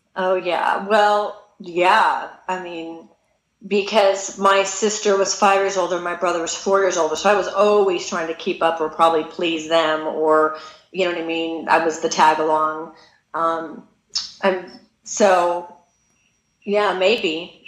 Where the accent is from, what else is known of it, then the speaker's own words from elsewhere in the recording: California, United States; I'm from California